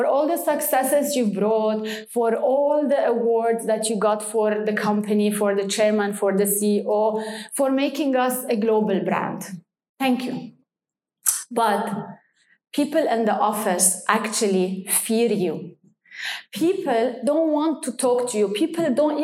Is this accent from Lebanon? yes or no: yes; Lebanon; moved away as an adult; now in Dubai, United Arab Emirates; I was born in Lebanon and stayed in Lebanon